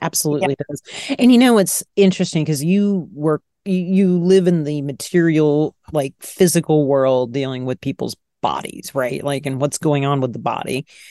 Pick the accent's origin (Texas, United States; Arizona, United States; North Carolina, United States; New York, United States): Texas, United States; Dallas; my hometown of Dallas, Texas.